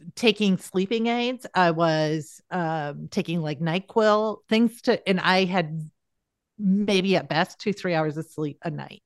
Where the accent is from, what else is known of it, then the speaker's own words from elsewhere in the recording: South Dakota, United States; I'm from South Dakota